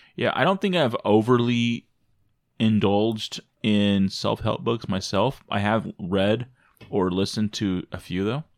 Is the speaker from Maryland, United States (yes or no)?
no; Arizona, United States; also born or lived in Michigan; I came from Arizona, that I lived in Arizona